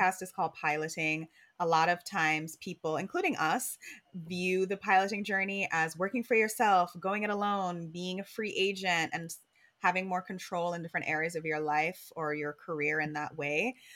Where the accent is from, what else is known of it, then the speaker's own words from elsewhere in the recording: Jamaica; now in New York, United States; we're Jamaican.